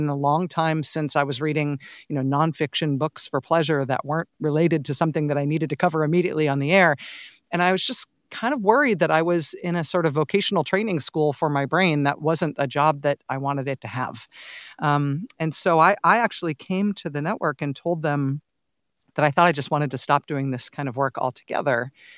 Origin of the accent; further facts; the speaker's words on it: Castro Valley, California, United States; My parents still live in the house that I grew up in Castro Valley. I still have lots of ties to the Bay Area.